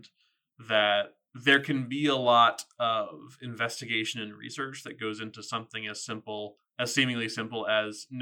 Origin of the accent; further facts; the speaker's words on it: southern Virginia, United States; moved away; growing up in Virginia, and specifically in the, like, the southerner part of Virginia